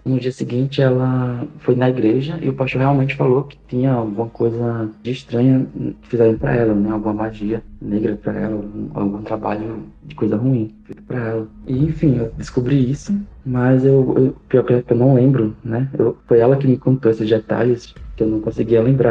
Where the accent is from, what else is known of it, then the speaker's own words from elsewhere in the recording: Maceió, Alagoas, Brazil; Eu sou da cidade de Maceió, capital de Alagoas